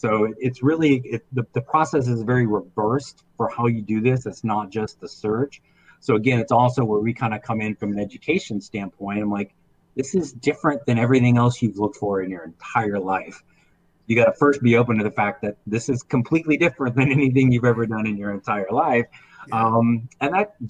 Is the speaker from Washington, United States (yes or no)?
no; Indiana, United States; I grew up in Indiana, so I was warped by WGN back in the day